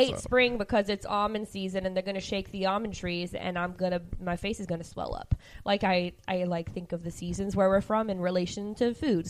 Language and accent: English; Central Valley, California, United States; we're from the Central Valley, which is huge on agriculture.